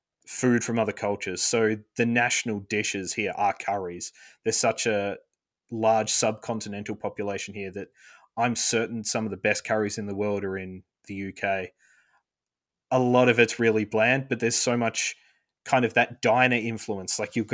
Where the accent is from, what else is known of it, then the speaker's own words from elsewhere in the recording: Perth, Western Australia, Australia; There's a Patriots-themed sports bar in my hometown of Perth.